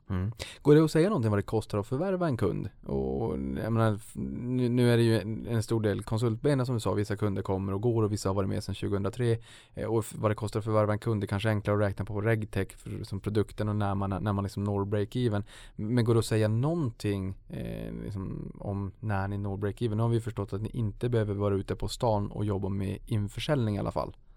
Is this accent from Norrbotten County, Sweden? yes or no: yes; Boden, Norrbotten County, Sweden; accent: Norrbotten dialect; jag är ju uppe från Norrbotten, det kanske hörs ibland när jag drar på lite dialekt. Då, då vart det, jag kommer från Boden